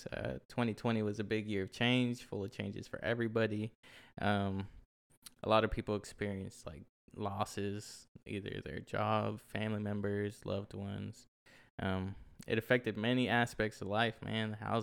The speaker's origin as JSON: {"language": "English", "region": "Oklahoma", "country": "United States", "said": "27, from Oklahoma. This is where the podcast is based out"}